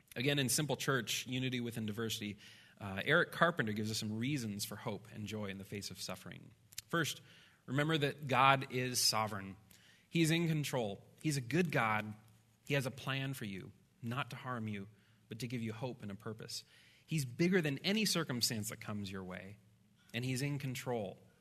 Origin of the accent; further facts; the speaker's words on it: Midwest, United States; I'm a Midwesterner